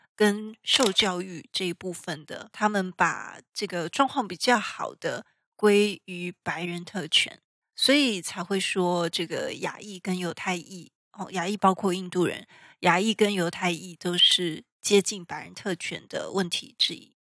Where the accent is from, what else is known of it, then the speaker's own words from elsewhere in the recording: Taiwan; 我们台湾人